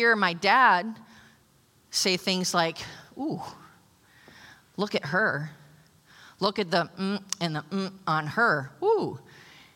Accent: New Jersey, United States; I'm from Jersey.

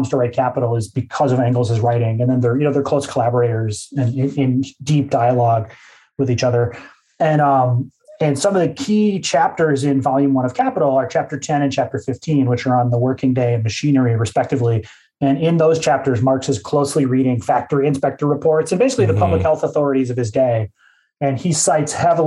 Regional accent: Midwest, United States; my disposition as a Midwesterner

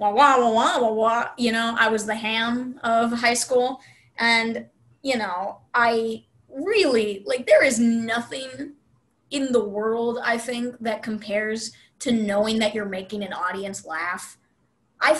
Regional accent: Arlington, Texas, United States; also born or lived in Dallas, Texas; I grew up in Arlington, Texas

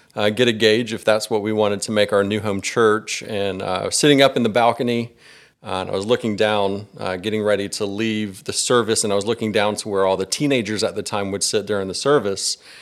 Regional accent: Gwinnett County, Georgia, United States; I was born and raised here in Georgia. You know, I've, I've lived in Gwinnett County my whole life

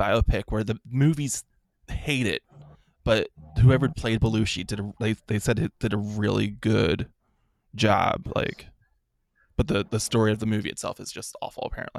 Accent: Philadelphia, Pennsylvania, United States; moved away; Now, granted, I moved out of the city. I grew up in Kensington. Like. Okay. Right under K&A.

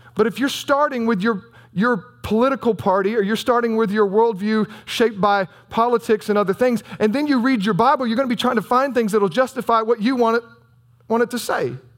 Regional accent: United States; also born or lived in Southern Illinois; we're American

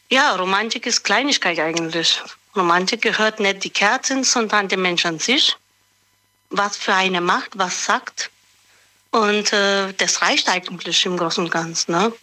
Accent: Böhl-Iggelheim, Rhineland-Palatinate, Germany; Böll-Egelheim. Ah, das in der Nähe von Speyer.

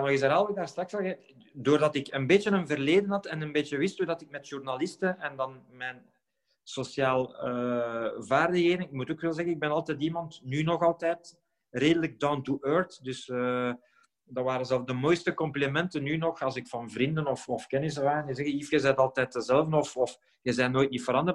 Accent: Halle, Flanders, Belgium; in het eerste elftal van het plaatselijke SK Halle te spelen, hier hè, in mijn geboortestad

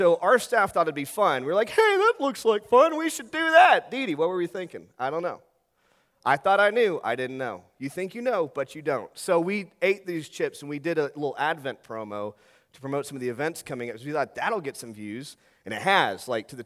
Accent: Bedford, Texas, United States; now in Dallas, United States; where I grew up in Bedford, Texas

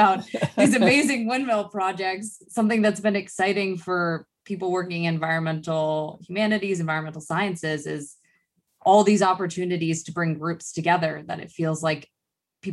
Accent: Massachusetts, United States; moved away; I grew up in Massachusetts

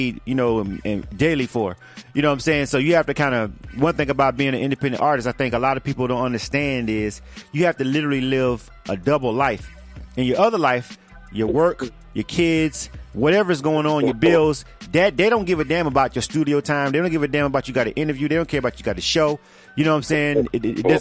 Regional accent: Florida, United States; I'm from Florida

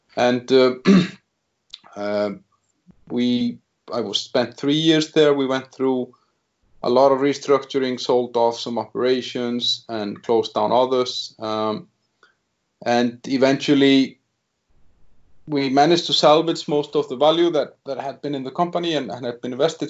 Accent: Iceland; moved away as an adult; now in Czech Republic; I'm originally from Iceland, where I started my career as a 23 year old

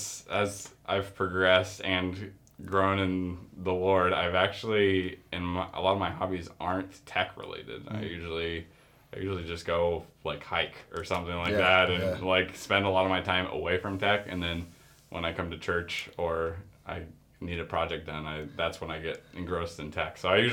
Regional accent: Australia; I grew up in Australia, a missionary kid, and gotten interested in technology there

